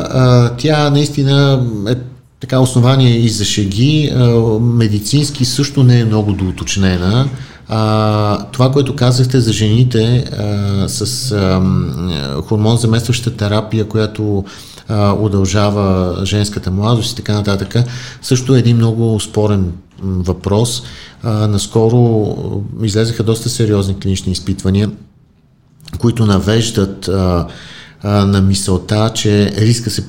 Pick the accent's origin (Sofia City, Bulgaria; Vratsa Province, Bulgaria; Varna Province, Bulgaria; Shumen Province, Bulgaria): Varna Province, Bulgaria; Varna; аз съм роден във